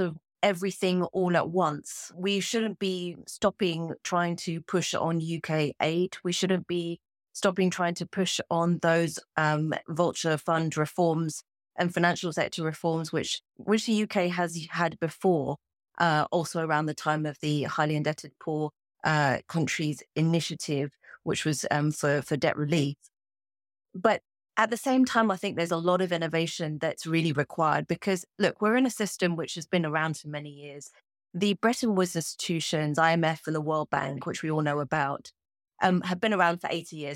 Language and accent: English; Kenya; I'm a Kenyan